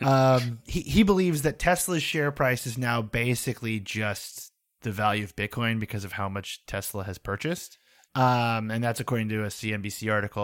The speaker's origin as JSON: {"language": "English", "country": "United States", "tie": "born or raised there", "said": "along one highway that I grew up on"}